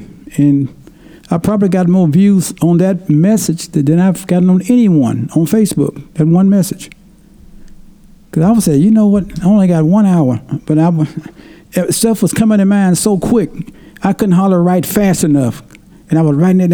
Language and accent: English; Tennessee, United States; moved away; when I grew up back in Tennessee, people had to talk because we didn't have internet